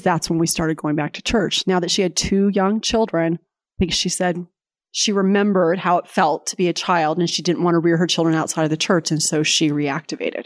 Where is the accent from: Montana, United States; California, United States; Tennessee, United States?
California, United States; San Jose; moved away as an adult; also born or lived in Provo, Utah; now in Lexington, Virginia, United States; I grew up in California, in San Jose, California, pre-Silicon Valley